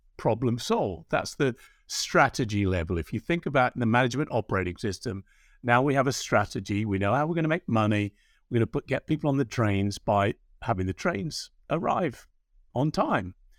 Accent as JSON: {"language": "English", "region": "England", "country": "United Kingdom", "accent": "English", "moved": "yes", "said": "our home country. I know the audience can hear Brian and my accents being of English origin"}